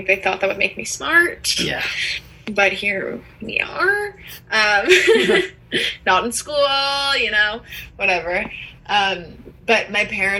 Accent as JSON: {"language": "English", "town": "Toronto", "region": "Ontario", "country": "Canada", "tie": "born or raised there", "said": "Growing up in Toronto"}